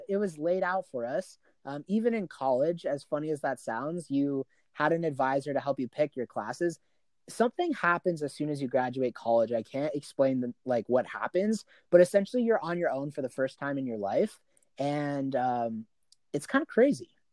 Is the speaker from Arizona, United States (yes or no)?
yes; Arizona, United States; I'm born and raised in Arizona. I've lived here my entire life